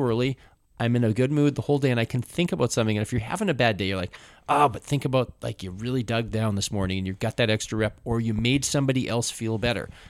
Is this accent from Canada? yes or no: yes; Canada; growing up in canada half to two thirds of what we consumed TV